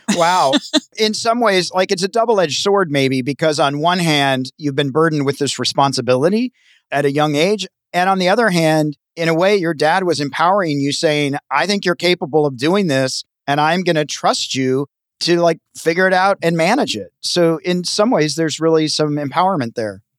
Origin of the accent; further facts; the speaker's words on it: Tennessee, United States; now in Los Angeles, United States; I grew up in a small town in Tennessee, so I like rural